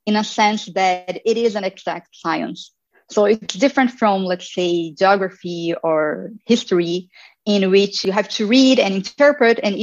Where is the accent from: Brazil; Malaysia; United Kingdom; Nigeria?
Brazil; Campinas, São Paulo; moved away as an adult; now in Berlin, Germany; I studied in the University of Campinas, which is in my hometown where I was born.